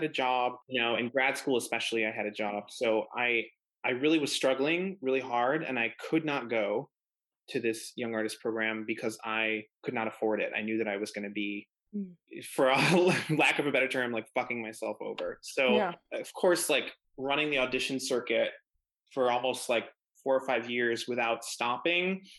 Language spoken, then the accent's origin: English; Buffalo, New York, United States; moved away as an adult; now in New York City, United States; I'm from Buffalo, New York.